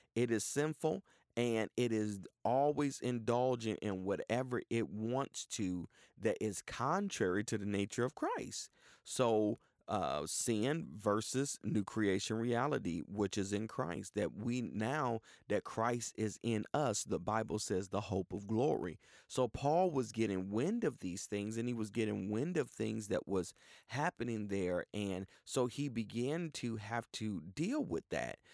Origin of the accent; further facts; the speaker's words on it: Cleveland, Ohio, United States; also born or lived in Tulsa, Oklahoma; now in Houston, United States; I grew up with in Cleveland, Ohio